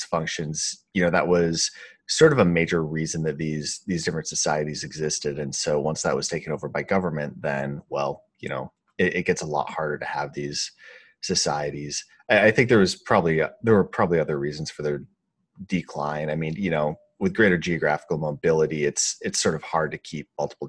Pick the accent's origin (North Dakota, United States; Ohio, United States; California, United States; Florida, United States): North Dakota, United States; Grand Forks; also born or lived in Minnesota; I grew up in Minnesota, which back in the day, in Minnesota and North Dakota, which I think were pretty high trust, especially the town I grew up in was Grand Forks